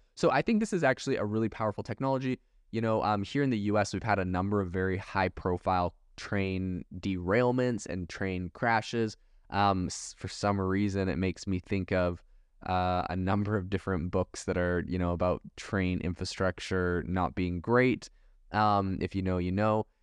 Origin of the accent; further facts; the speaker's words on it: Canada; also born or lived in Europe; now in United States; I was raised in Canada